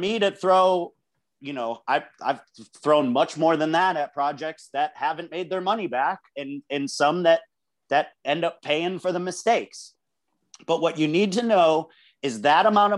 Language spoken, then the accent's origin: English; United States; As an American